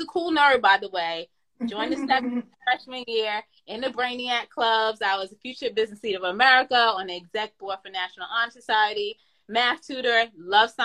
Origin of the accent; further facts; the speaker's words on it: New York, United States; I was born in New York, the Bronx to be exact, in a northeast part called Co-op City, Section 5